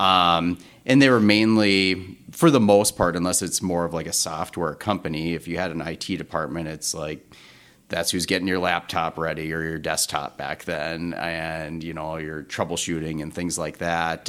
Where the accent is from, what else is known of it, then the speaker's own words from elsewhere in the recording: North Dakota, United States; also born or lived in Twin Cities, Minnesota; now in Minneapolis, United States; I'm from North Dakota originally